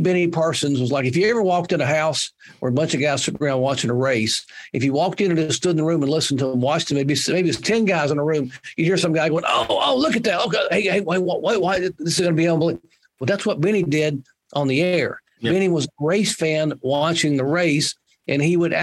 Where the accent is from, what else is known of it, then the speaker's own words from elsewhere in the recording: Western North Carolina, United States; I grew up in Western North Carolina, and I'm in college